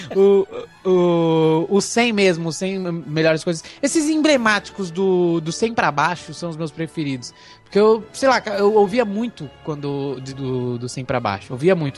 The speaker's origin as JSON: {"language": "Portuguese", "town": "Guarulhos", "region": "São Paulo", "country": "Brazil", "tie": "born or raised there", "said": "nasci em Guarulhos mesmo"}